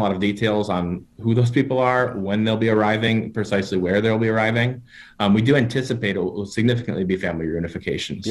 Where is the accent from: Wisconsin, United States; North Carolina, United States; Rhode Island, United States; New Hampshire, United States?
Wisconsin, United States; moved away as an adult; also born or lived in Wheaton, Illinois; I grew up up in Wisconsin, a little, small city about three hours north of Chicago